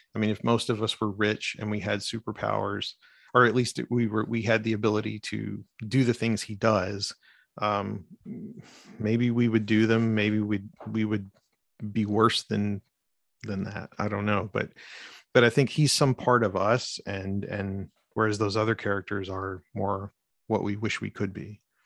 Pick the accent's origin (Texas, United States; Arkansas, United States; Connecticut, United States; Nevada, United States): Arkansas, United States; I'm from Arkansas